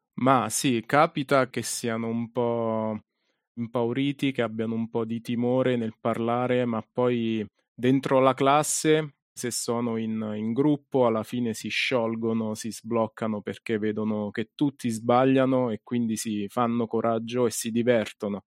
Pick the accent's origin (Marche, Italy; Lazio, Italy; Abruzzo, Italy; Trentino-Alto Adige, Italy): Marche, Italy; Ascoli Piceno; io sono di Ascoli, quindi ho iniziato qui a San Benedetto